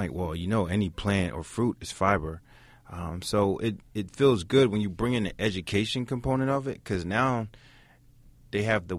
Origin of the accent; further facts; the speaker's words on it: Camden, New Jersey, United States; No, I'm from Camden, New Jersey.